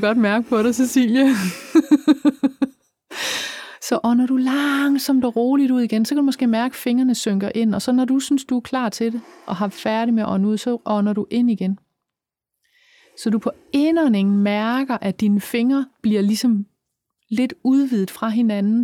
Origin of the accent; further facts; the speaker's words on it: Funen, Southern Denmark, Denmark; jeg er fra Fyn